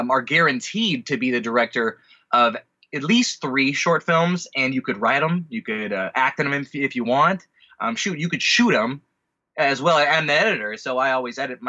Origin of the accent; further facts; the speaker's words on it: Orange County, California, United States; also born or lived in San Diego / Los Angeles; I am a California native. I was born in San Diego, only lived the first year of my life there, but then mostly raised in Orange County and moved up to L.A. to go to college here